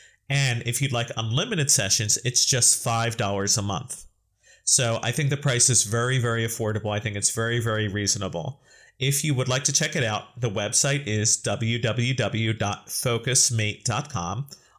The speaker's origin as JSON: {"language": "English", "country": "United States", "said": "as a person from the United States"}